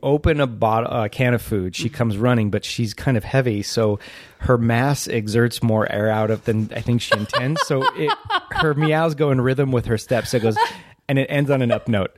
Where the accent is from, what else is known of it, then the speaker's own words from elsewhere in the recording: Whittier, California, United States; I grew up in Whittier